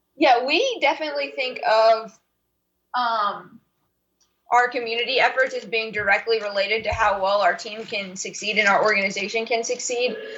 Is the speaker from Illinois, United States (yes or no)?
no; Charlottesville, Virginia, United States; I grew up in Charlottesville, Virginia